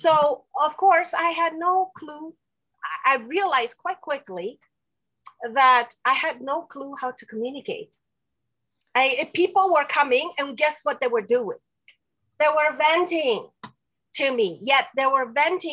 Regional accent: Romania; first language Romanian; English is a second language; moved away; also born or lived in Spain / Quebec; I'm from Romania. I was born and raised in Romania

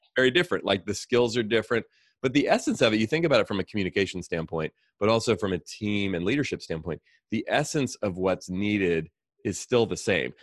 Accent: Oakland, California, United States; I grew up here in the Bay Area. I grew up in Oakland.

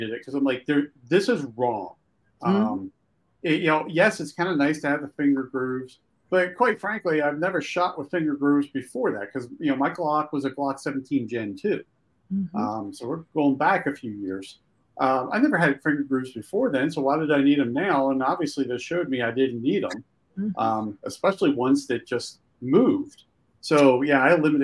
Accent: Pennsylvania, United States; I grew up in Pennsylvania

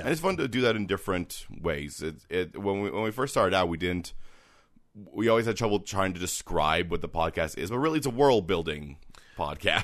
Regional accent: Canada

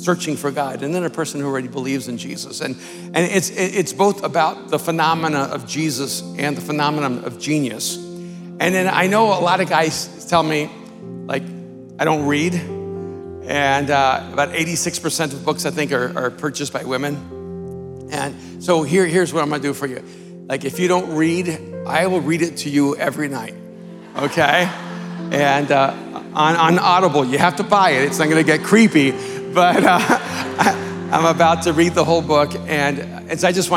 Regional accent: Miami, Florida, United States; I grew up in Miami

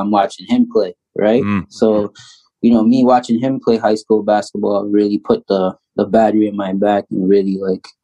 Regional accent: Toronto, Ontario, Canada; I was born in Toronto, Ontario. Grew up in the area of Jane and Finch, single mother home.

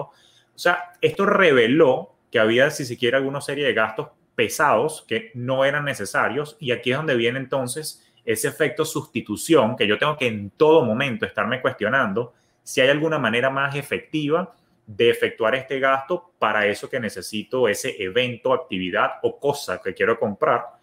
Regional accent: Venezuela; now in United States; yo que soy de origen venezolano, tenemos una palabra, somos como que pichirres

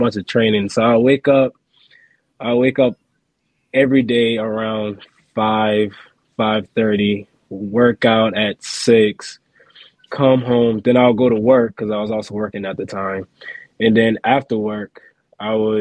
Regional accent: the South, United States; I'm from the South and I live like 5 minutes from the beach

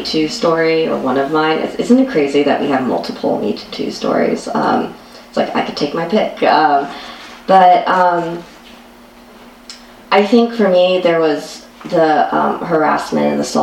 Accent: United States; I'm Asian American, and I'm half Chinese, half Korean

